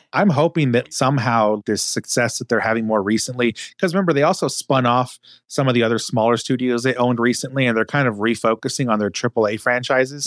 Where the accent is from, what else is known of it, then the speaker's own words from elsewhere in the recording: Texas, United States; also born or lived in the South; grew up in Texas and spent some significant time in the South